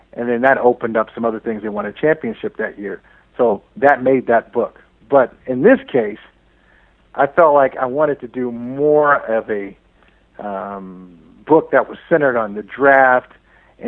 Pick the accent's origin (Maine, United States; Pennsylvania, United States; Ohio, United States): Ohio, United States; Northeast; I grew up in Northeast Ohio